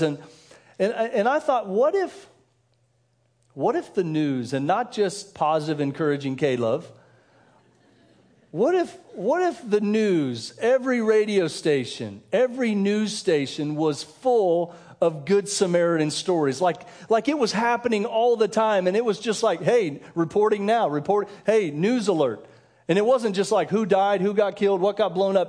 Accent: Denver, Colorado, United States; moved away as an adult; also born or lived in Kansas; I grew up in Denver, so I grew up during the years of Elway

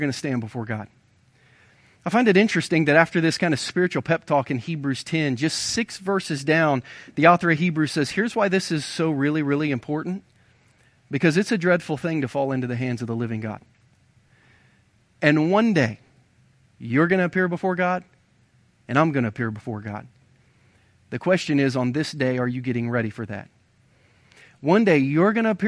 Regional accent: Ohio, United States; now in Missouri, United States; I grew up in Ohio.

